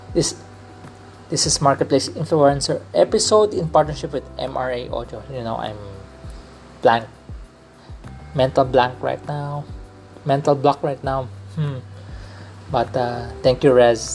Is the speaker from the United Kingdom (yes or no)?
no; Philippines; I'm a Filipino